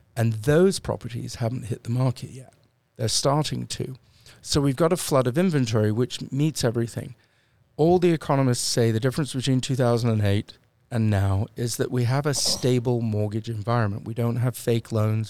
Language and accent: English; United Kingdom; I'm British